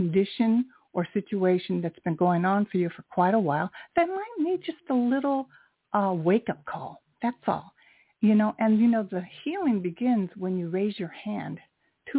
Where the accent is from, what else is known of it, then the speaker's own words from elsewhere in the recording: United States; I am Japanese American